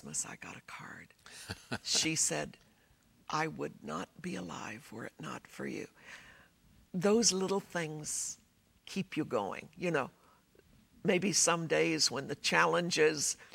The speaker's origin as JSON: {"language": "English", "country": "United States", "said": "being an American"}